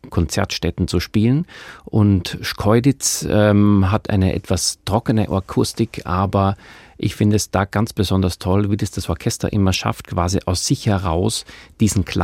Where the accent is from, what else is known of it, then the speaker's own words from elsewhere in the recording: Steyr, Upper Austria, Austria; born there; In Steyr in Oberösterreich.